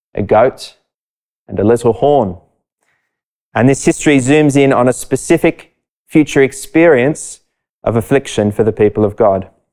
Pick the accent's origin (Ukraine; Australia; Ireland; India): Australia; Sydney, New South Wales; I grew up not far from Bronte Beach